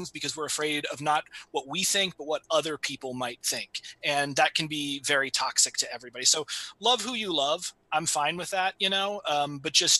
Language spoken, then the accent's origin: English; United States; I am coming from America